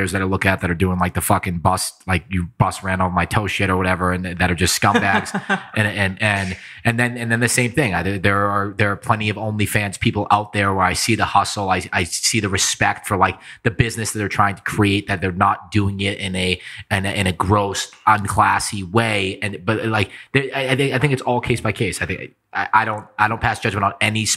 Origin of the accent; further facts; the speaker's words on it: East Coast, United States; now in Las Vegas, United States; my hometown back east